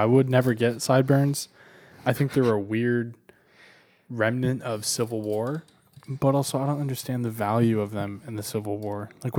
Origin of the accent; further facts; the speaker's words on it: East Coast, United States; I grew up on the East Coast